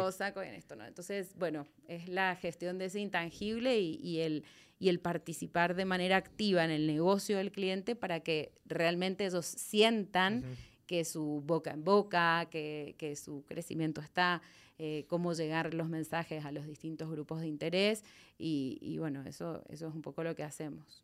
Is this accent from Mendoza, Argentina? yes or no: yes; Mendoza, Argentina; accent: Argentine; moved away as an adult; now in Guatemala; Vine desde Mendoza, Argentina, que es desde donde nací, donde viví eh, hace hasta los 29 años